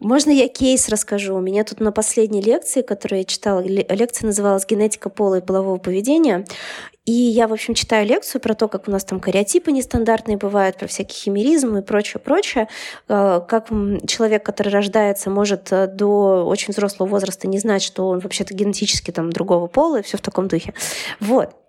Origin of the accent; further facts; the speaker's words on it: Siberia, Russia; moved away; я же из Сибири